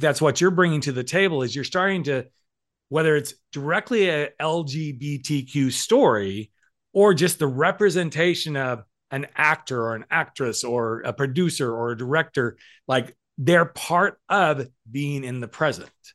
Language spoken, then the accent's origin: English; the South, United States; I grew up in the South